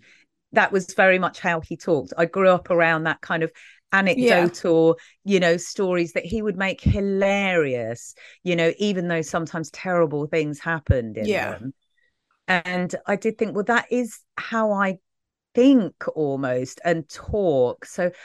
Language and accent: English; Brixton, London, United Kingdom; You know, when you describe kind of growing up in Brixton